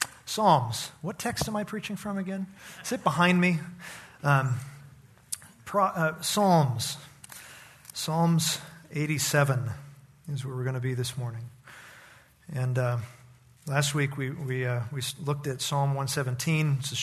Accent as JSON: {"language": "English", "town": "Needles", "region": "California", "country": "United States", "tie": "born or raised there", "also_born_or_lived": "El Centro", "said": "I was born in Southern California, in a town called El Centro, near the Mexican border, near Mexicali. Lived there for about a year and a half, and then moved to an even smaller town on the Colorado River, Needles."}